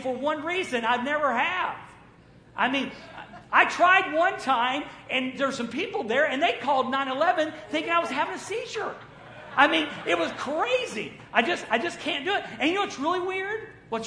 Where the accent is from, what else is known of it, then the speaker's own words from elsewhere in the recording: the South, United States; I was raised in the South